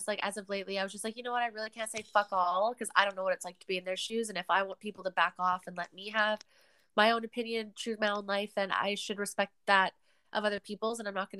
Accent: Canada; I would rather just get back to being Canadian and doing these things

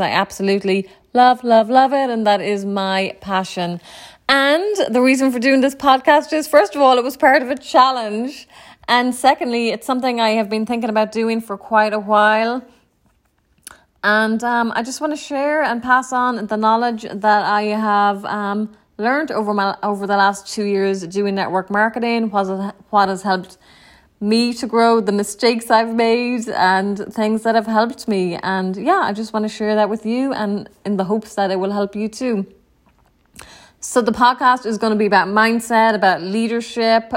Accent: Ennis, County Clare, Ireland; moved away as an adult; also born or lived in New York City, United States; now in Tampa, United States; I was born and raised in Ireland. Um, in a small town, Ennis County, Clare.

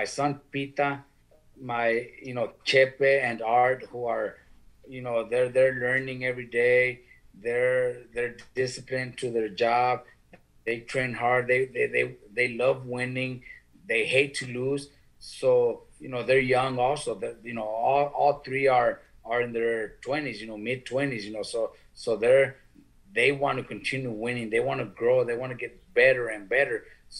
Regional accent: California, United States; us that are from California

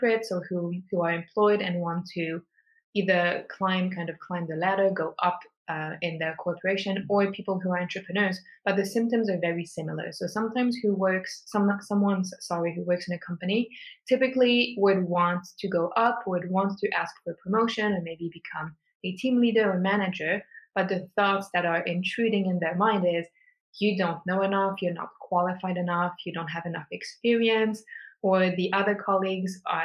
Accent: Switzerland; born and raised in Switzerland

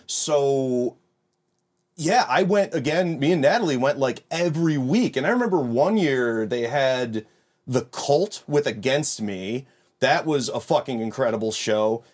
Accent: Rochester, New York, United States; moved away as an adult; now in Buffalo, United States; I'm from Rochester originally

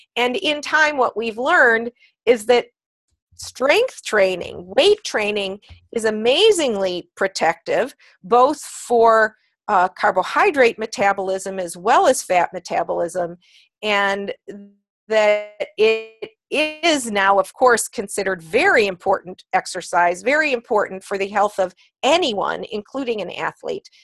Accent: Cleveland, Ohio, United States; also born or lived in New York City; I was a pre Title IX girl, in fact, uh, growing up in Cleveland, Ohio

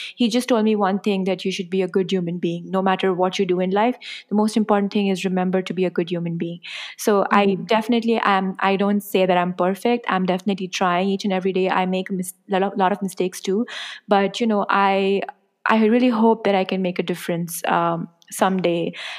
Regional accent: India; I'm really lucky to be born as an Indian, especially someone who comes from a family of privilege

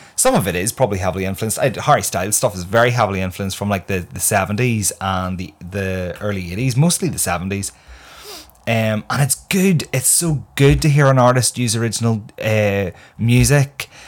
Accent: Northern Ireland, United Kingdom; I myself am from Northern Ireland

